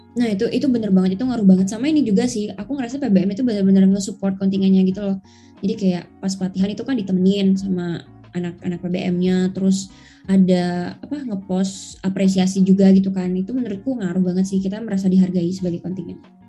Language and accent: Indonesian; Bali, Indonesia; moved away as an adult; aku kan dari Bali